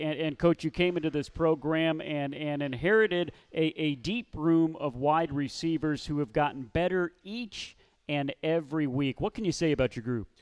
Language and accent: English; Missouri, United States; moved away; where I'm from, my home state of Missouri. I grew up 30 uh, minutes away from where you were last head coach at, at Lincoln University